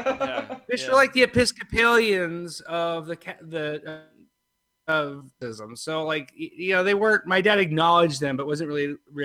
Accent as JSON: {"language": "English", "town": "Bethesda", "region": "Maryland", "country": "United States", "tie": "born or raised there", "said": "I grew up in Bethesda."}